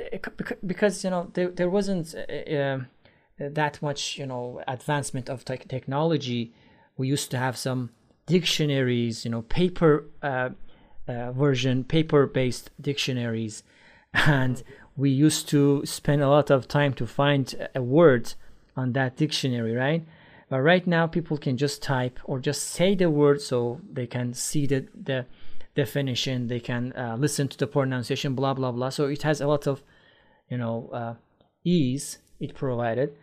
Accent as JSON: {"language": "English", "country": "Iran", "tie": "born or raised there", "second_language": "English", "said": "in Iran, when I was a teenager"}